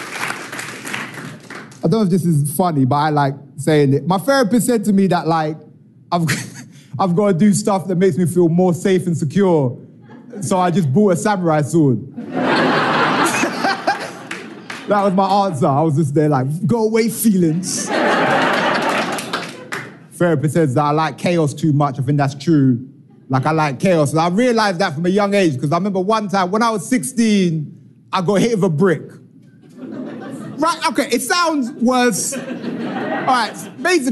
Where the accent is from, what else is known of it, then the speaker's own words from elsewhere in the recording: England, United Kingdom; I am from England, and I know I'm not the guy off the brochure, but I am. From England